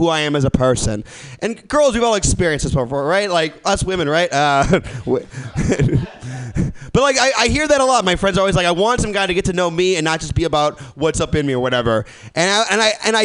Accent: Midwest, United States; now in San Francisco, United States; I'm not from San Francisco. I'm from the Midwest

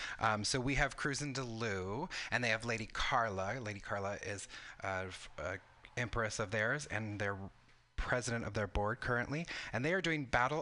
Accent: California, United States; So I am Mexican-American. I grew up in Southern California. My father is from Chihuahua, Mexico.

